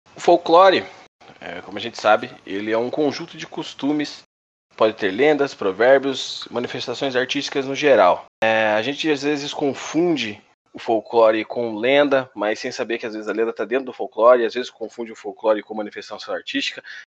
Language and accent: Portuguese; Brazil; sendo brasileiro